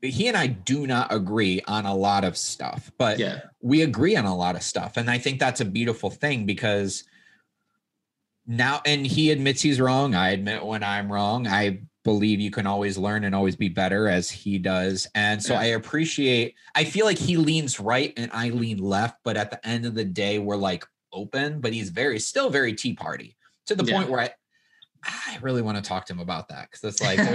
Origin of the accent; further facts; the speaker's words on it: Midwest, United States; I grew up in the Midwest